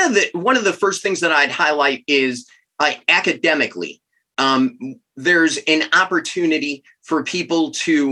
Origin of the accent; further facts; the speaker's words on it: Chicago, Illinois, United States; moved away as an adult; now in Steubenville, United States; I'm originally from Chicago